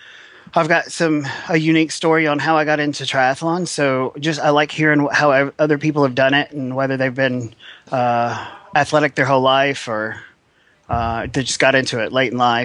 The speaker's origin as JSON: {"language": "English", "town": "Nashville", "region": "Tennessee", "country": "United States", "said": "I'm from Nashville, Tennessee."}